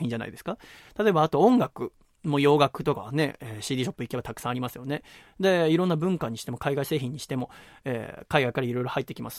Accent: Yokohama, Kanagawa, Japan; moved away; 横浜生まれだからってことで、横浜戻ってきた去年かな、一昨年に

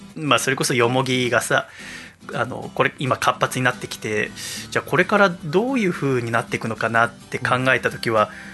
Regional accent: Yokohama, Kanagawa, Japan; also born or lived in Tochigi; 小学1年生の時は栃木にいてで小学2年生から横浜の学校に転校した

